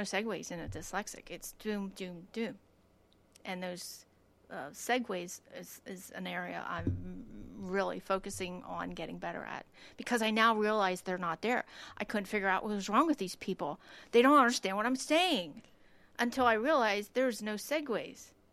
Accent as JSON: {"language": "English", "country": "United States", "tie": "born or raised there", "said": "I grew up in Lancaster County"}